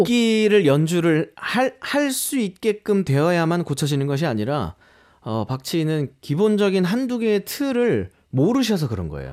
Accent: Daegu, South Korea; moved away as an adult; now in Seoul, South Korea; 제가 고향이 대구라는 곳인데

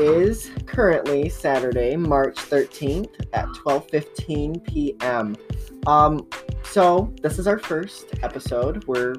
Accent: Adrian, Michigan, United States; moved away as an adult; now in Cincinnati, United States; I'm from Adrian, Michigan, and my pronouns are he, him, his.

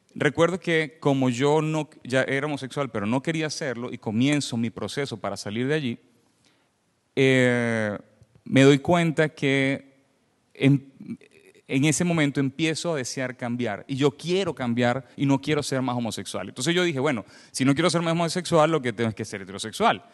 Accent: Venezuela; accent: Venezuelan; moved away as an adult; now in Canada; soy venezolano, se me escucha en el acento. Eh, tengo nueve años viviendo en Canadá, pero hasta los 29 años viví en, Venezuela.

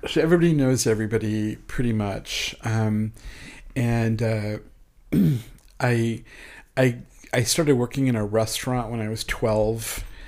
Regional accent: York, Nebraska, United States; moved away as an adult; also born or lived in Geneva, Nebraska / Crete, Nebraska; now in Kansas City, United States; I was born in Geneva and schooled in Crete, Nebraska. And, uh, I grew up in Nebraska in a real small town

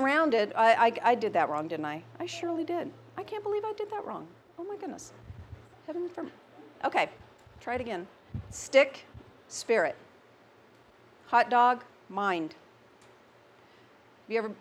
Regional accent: the South, United States; I'm from the South.

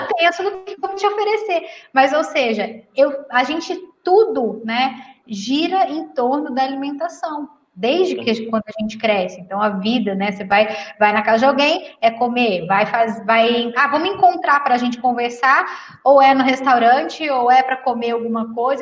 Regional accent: Minas Gerais, Brazil; eu sou mineira

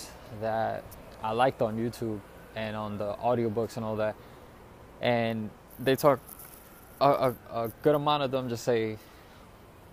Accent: New York City, New York, United States; I moved back to New York City, back to my hometown

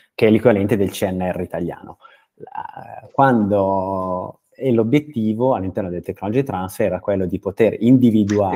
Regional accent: Brianza, Lombardy, Italy; moved away as an adult; io sono Brianzolo eh, di, di, di, nascita eh, e, e ci ho vissuto fino ai 24 anni

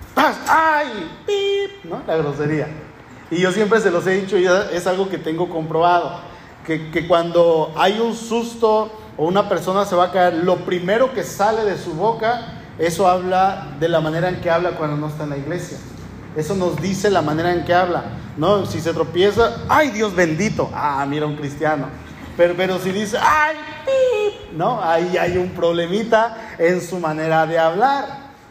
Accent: northern Mexico, Mexico; accent: norteño; also born or lived in Puerto Vallarta; yo voy a la Ciudad de México con mi familia y mi familia me dice, oye, hablas como norteño, hablas como ranchero

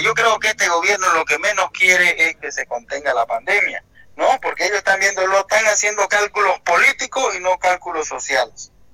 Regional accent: Bolivia; como boliviano que se me solidarizo

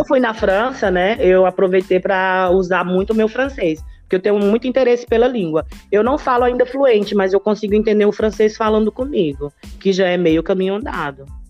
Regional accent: Natal, Rio Grande do Norte, Brazil; moved away as an adult; now in Minas Gerais, Brazil; eu nasci em Natal, né? E na infância, quando eu tinha sete anos, eu vim para Minas

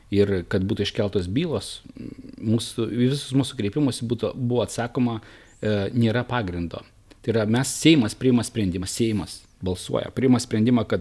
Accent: Naisiai, Šiauliai County, Lithuania; gimiau Naisių kaime.

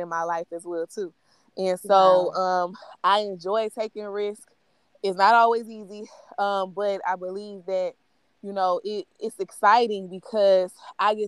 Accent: Baton Rouge, Louisiana, United States; also born or lived in Baker, Louisiana; I actually grew up in Baton Rouge, but I'm actually from Baker

